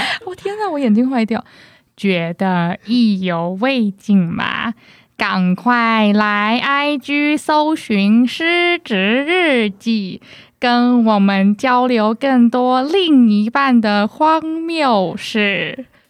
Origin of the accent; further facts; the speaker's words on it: Taipei, Taiwan; 可是我是台北市